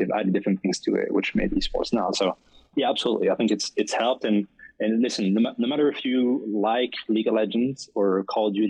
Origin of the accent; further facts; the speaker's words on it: France; accent: French; English is a second language; moved away as an adult; also born or lived in Caribbean islands; now in Florida, United States; I grew up in France. That's where the accent is from.